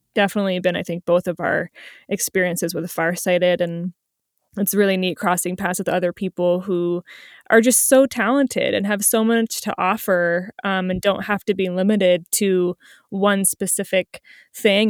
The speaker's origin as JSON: {"language": "English", "region": "New Jersey", "country": "United States", "moved": "yes", "said": "I'm originally from New Jersey"}